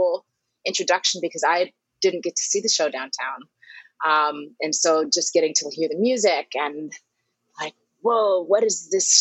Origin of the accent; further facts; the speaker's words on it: New York City, New York, United States; also born or lived in Harlem, New York; I'm from Brooklyn originally. My folks are still there. I'm in Harlem now.